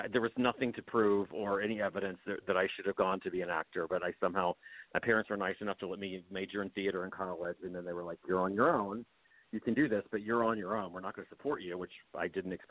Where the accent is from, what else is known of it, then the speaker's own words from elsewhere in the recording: West Virginia, United States; also born or lived in Petersburg, Virginia / Summersville, West Virginia; I was born in Virginia, near outside of Richmond, in a town called Petersburg and then when I was really small, we moved to southern part of West Virginia in Summersville